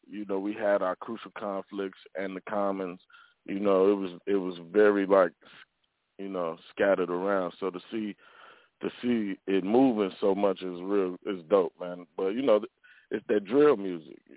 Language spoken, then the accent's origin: English; Chicago, Illinois, United States; I grew up in Chicago.